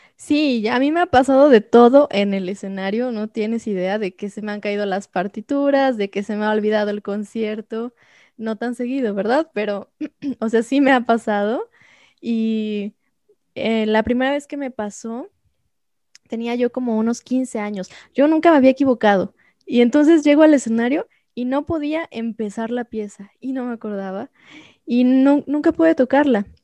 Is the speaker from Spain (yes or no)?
no; Xalapa, Veracruz, Mexico; Yo soy de Jalapa, entonces ahí empecé en Jalapa.